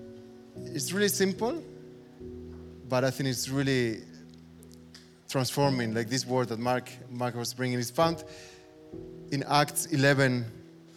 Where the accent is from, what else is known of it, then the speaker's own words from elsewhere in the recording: Spain; moved away as an adult; now in Berlin, Germany; I'm half German, half Spanish. I grew up in Spain, but my mom is from Berlin, so half Berliner